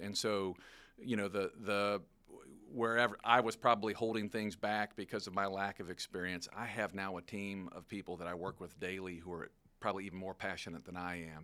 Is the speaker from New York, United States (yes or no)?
no; Long Beach, Mississippi, United States; I grew up in Long Beach, Mississippi. That's, that's my hometown, um, where I spent the formative years of my life.